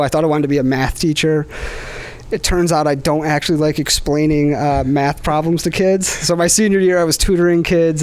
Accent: Webster, New York, United States; I grew up in Webster, New York

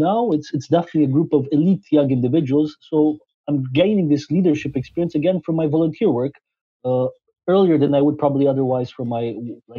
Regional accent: Transylvania, Romania; moved away as an adult; also born or lived in Scotland / France / Belgium; I was born in Transylvania, Romania, where I spent the first 19 years of my life

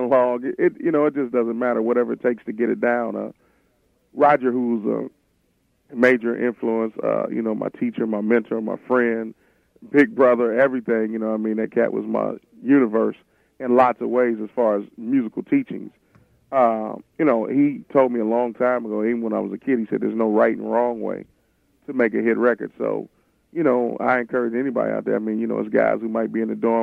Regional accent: Cincinnati, Ohio, United States; my hometown, Cincinnati, Ohio

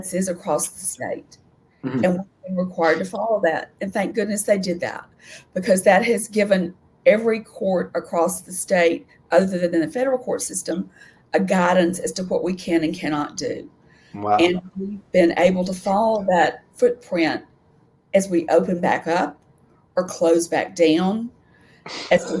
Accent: Nashville, Tennessee, United States; I'm a native Nashvillean. I grew up out in Bellevue

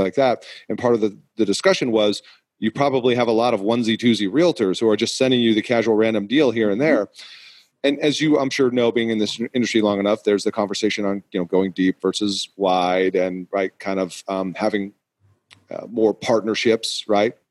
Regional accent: New England, United States; I am from New England

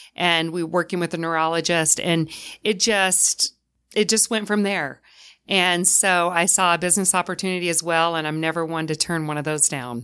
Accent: the South, United States; now in Utah, United States; I'm from the South

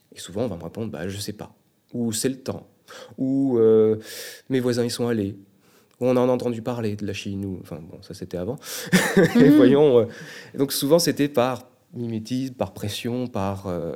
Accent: Brittany, France; moved away as an adult; now in Quebec, Canada; je viens du bord de la mer, je suis breton, euh, je suis né en France

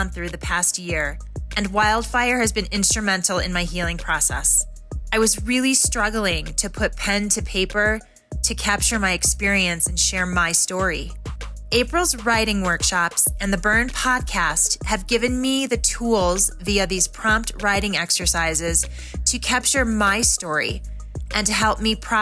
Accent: Colorado, United States; I'm from Colorado

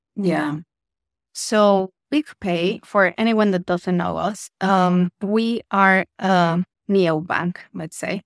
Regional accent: Mexico; moved away as an adult; also born or lived in United Kingdom; now in Malaysia; I'm originally from Mexico, but by now I'm like a double citizen. Uh, so I lived in the UK for nine years, then I've been in Asia for almost six years.

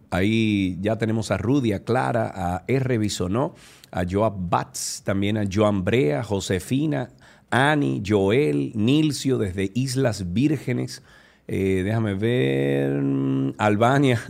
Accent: Dominican Republic; nosotros los dominicanos

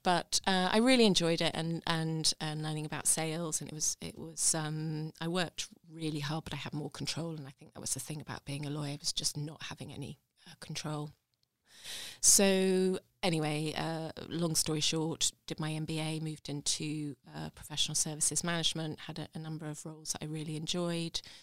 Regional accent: Hampshire, South East England, United Kingdom; moved away as an adult; also born or lived in London; now in Sheffield, United Kingdom; growing up in Hampshire at that point

